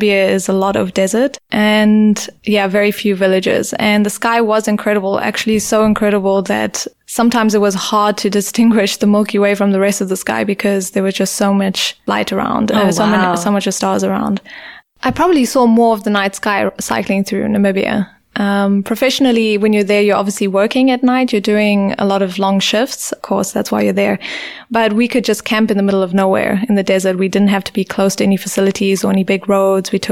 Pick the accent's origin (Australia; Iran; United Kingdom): Australia; now in South Africa; as an Australian